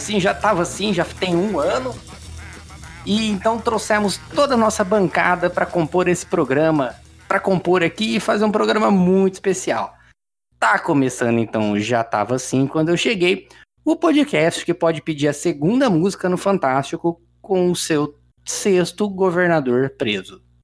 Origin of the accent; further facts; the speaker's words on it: Bauru, São Paulo, Brazil; nós três somos de Bauru